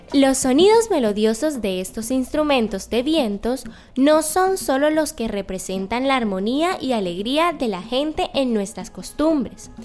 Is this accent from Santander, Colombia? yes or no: no; Malambo, Atlántico, Colombia; pertenezco al pueblo indígena Mocaná del territorio de Malambo en el Atlántico